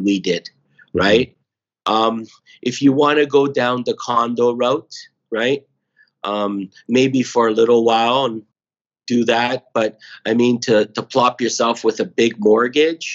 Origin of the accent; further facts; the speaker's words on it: Toronto, Ontario, Canada; also born or lived in Vaughan, Ontario; now in Toronto, Canada; originally I grew up in North York for 22 years.